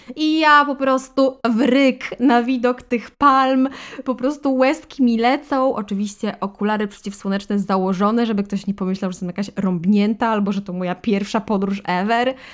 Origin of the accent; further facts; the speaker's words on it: Podkarpacie, Subcarpathian Voivodeship, Poland; moved away as an adult; also born or lived in Russia (family origin); Osiedliśmy na stałe w Polsce, na Podkarpaciu